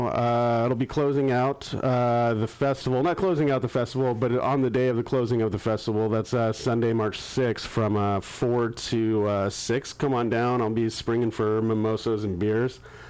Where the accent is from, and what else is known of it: Danville, California, United States